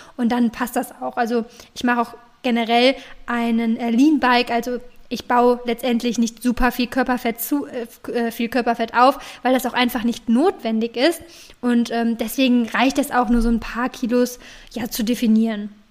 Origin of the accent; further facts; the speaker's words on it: Cologne, North Rhine-Westphalia, Germany; jedenfalls komme ich aus Köln